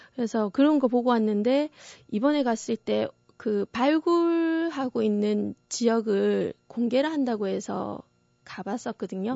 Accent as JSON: {"language": "Korean", "country": "South Korea", "said": "제가 한국인인 것은 또 부정을 할 수 없는 것 같아요."}